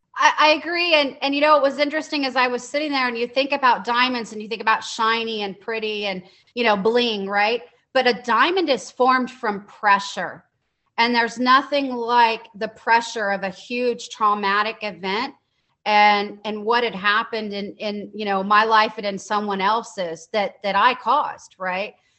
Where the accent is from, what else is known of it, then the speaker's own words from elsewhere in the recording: Dallas, Texas, United States; I'm from Dallas, Texas, born and raised